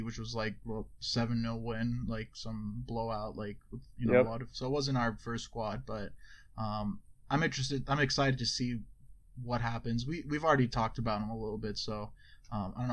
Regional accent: United States; we're American

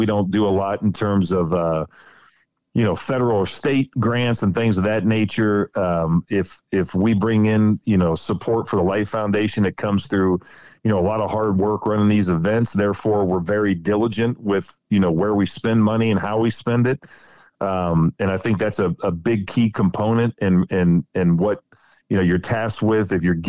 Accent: Ohio, United States; that's some of my fondest memories growing up in Ohio and chasing squirrels and rabbits, you know, with uncles and cousins and all that good stuff.

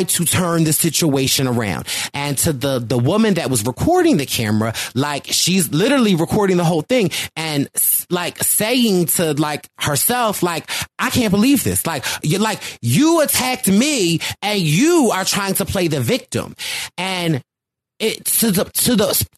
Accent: Philadelphia, Pennsylvania, United States; I'm from Philly

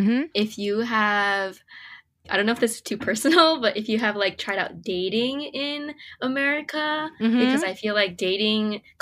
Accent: Hawaii, United States; moved away as an adult; now in Los Angeles, United States; I was actually born and raised in Hawaii.

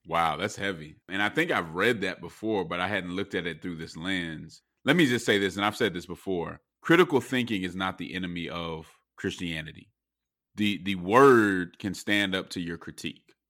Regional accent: Denver, Colorado, United States; I'm from Denver

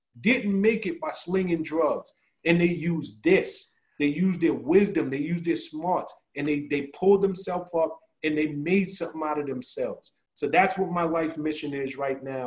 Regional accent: New York City, New York, United States; I'm from the South Bronx, so I lacked a lot of things

